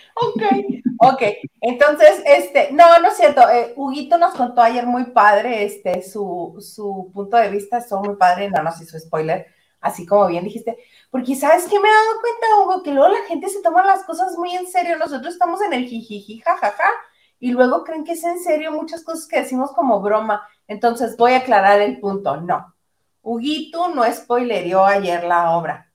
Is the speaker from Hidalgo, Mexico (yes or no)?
no; Mexicali, Baja California, Mexico; moved away as an adult; yo siendo mexicalense, viviendo 26 años, bueno, 25 años de mi vida en Mexicali, me fui a vivir a la Ciudad de México